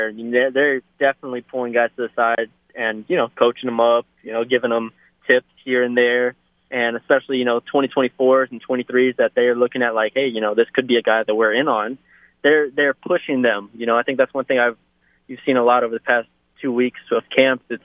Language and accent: English; Texas, United States; as you know, I'm from Texas